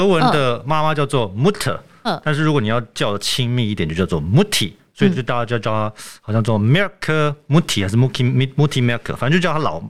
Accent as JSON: {"language": "Chinese", "country": "Germany", "tie": "born or raised there", "said": "我自己在德国出生长大，然后我就有这种感觉了。"}